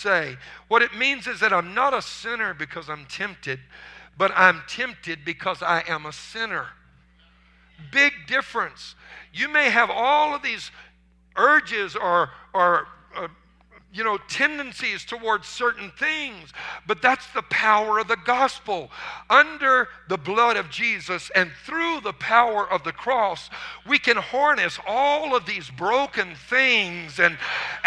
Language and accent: English; Louisiana, United States; I was raised in marshes in Louisiana where they used hand-carved wooden decoys